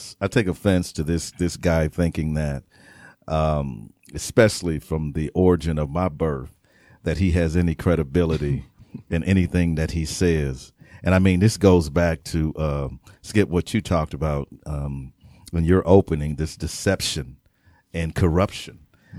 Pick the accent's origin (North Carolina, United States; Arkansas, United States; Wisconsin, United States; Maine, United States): Wisconsin, United States; I'm from Wisconsin.